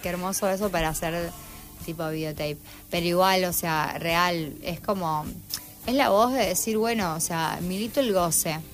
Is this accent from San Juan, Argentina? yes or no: yes; San Juan, Argentina; moved away as an adult; also born or lived in Tucumán; now in Rosario, Argentina; Soy tucumana, pero a los a los eh, cuatro años me fui a San Juan, hasta los dieciocho, 18, a los 18 volví a Tucumán a estudiar medicina y después eh, a los 22 me vine acá a Rosario a terminar medicina.